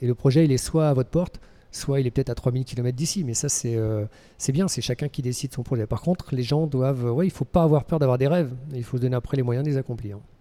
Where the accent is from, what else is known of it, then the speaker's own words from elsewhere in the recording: Lorient, Brittany, France; moved away as an adult; now in Switzerland; je suis breton, euh, exilé en Suisse depuis maintenant près de 22 ans. Voilà, je suis originaire de Lorient en Bretagne